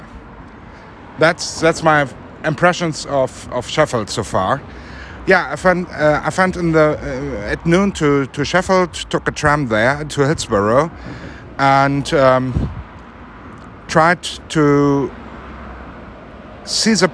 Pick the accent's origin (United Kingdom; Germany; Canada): Germany; I come all the way from Germany